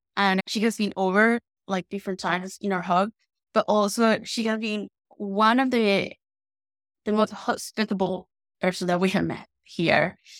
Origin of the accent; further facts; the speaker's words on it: Guatemala; moved away as an adult; also born or lived in Spain; now in London, United Kingdom; I'm from Guatemala and I grew up in Guatemala and in Spain. I moved to the U K in two thousand nineteen